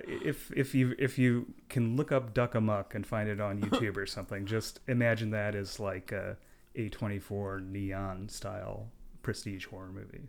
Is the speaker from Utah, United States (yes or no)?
yes; Park City, Utah, United States; I grew up in Park City, Utah